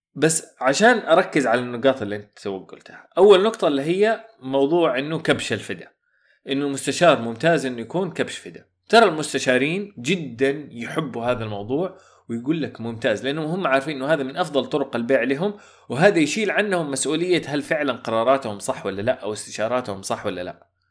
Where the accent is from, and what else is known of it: Saudi Arabia